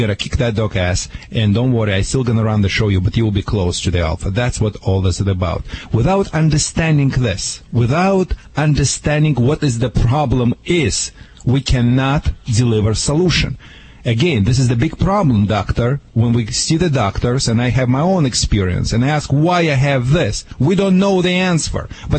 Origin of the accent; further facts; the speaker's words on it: Michigan, United States; now in California, United States; See, I'm from Michigan, as you know.